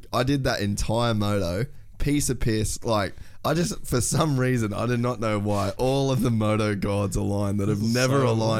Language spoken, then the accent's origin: English; Cairns, Queensland, Australia; moved away; we lived in Cairns, man.